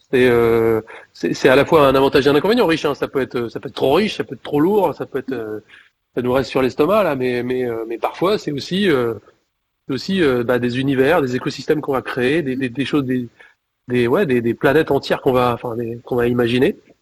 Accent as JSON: {"language": "French", "town": "Clermont-Ferrand", "region": "Auvergne-Rhône-Alpes", "country": "France", "tie": "born or raised there", "said": "je suis originaire de Clermont"}